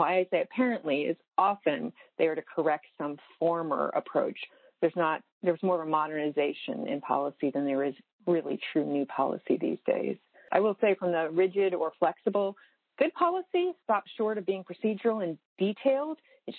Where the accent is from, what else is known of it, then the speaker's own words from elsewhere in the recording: Virginia, United States; But I was born in Virginia, moved into various places, and then when I was 11, my dad had an offer at SWD or to stay in Virginia, and my family and I honestly voted on Virginia